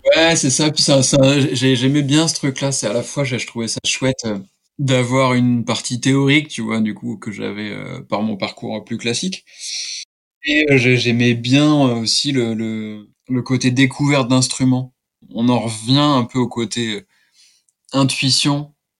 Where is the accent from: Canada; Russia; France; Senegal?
France; Laval, Pays de la Loire; j'ai passé une partie de mon enfance à Laval, qui est la ville du douanier Rousseau